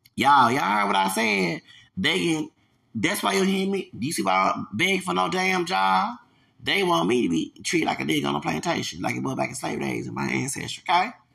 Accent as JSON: {"language": "English", "region": "Louisiana", "country": "United States", "tie": "born or raised there", "said": "I'm American, born here, raised here. Yeah, and I have Hispanic roots up in here"}